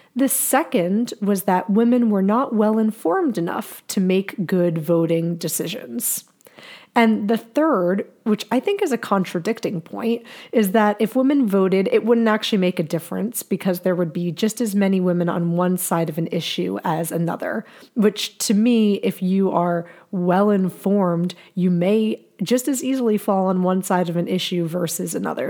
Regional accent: New Jersey, United States; my home state of New Jersey.

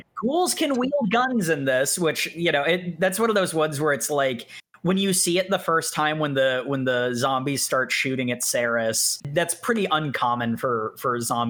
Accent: Scotland, United Kingdom; I'm Scottish. I don't think that's that big of a mystery, folks.

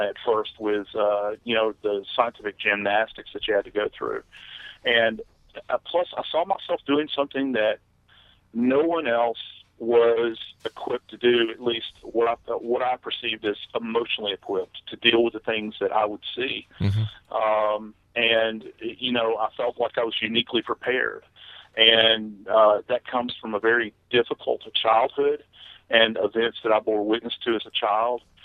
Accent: New Orleans, Louisiana, United States; moved away; I love the place. It's my hometown

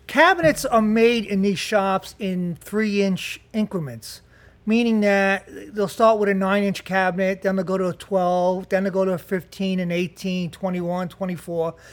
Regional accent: Jersey City, New Jersey, United States; I'm from Jersey City.

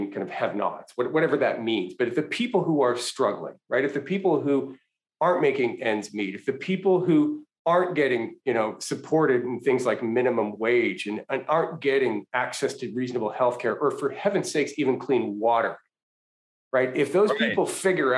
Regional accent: Canada; moved away as an adult; now in United States; I was born in Canada, raised in Canada, went to undergrad in Canada

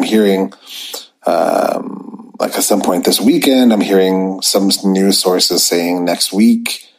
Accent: Canada; I'm from Canada

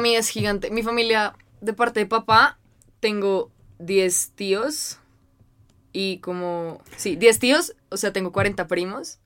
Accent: Cali, Valle del Cauca, Colombia; now in Bogotá, Colombia; toda mi familia de mamá es de Medellín y toda la de papá es de Manizales, pero yo nací en Cali y ahora vivimos en Bogotá

